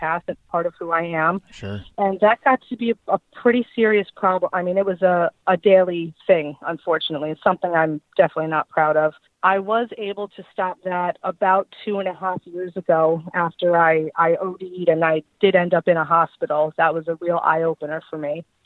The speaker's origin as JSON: {"language": "English", "area": "Long Island", "region": "New York", "country": "United States", "moved": "as an adult", "lives_now": "Fort Myers, United States", "said": "I am originally from Long Island, New York. I moved down to uh, Southwest Florida, specifically Fort Myers, uh, about four years ago"}